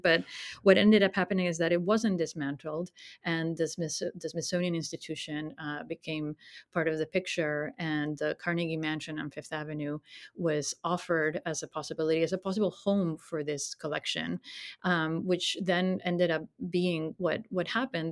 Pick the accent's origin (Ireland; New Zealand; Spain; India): Spain; moved away as an adult; I was born in Spain and grew up there, studied there.